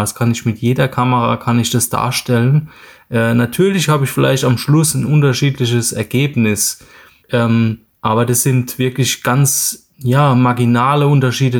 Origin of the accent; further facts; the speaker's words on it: Mannheim, Baden-Württemberg, Germany; geboren bin ich in Mannheim und lebe dort auch in der Nähe